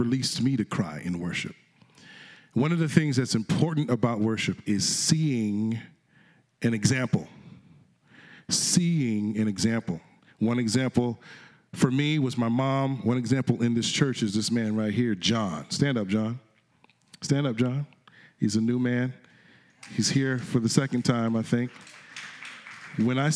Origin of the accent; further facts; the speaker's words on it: Connecticut, United States; I'm from Connecticut, and I was singing in the choir there